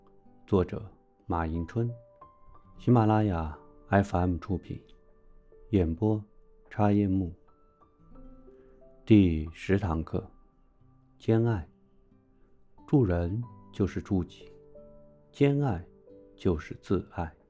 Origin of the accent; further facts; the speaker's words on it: Beijing, China; moved away as an adult; 我作为一个中国人，从北京这块土地长大的中国人，在五千年文化养育下的中国人